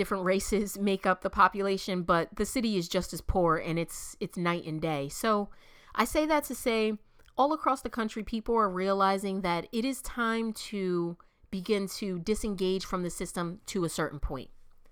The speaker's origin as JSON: {"language": "English", "town": "Camden", "region": "New Jersey", "country": "United States", "said": "I'm from Camden, New Jersey."}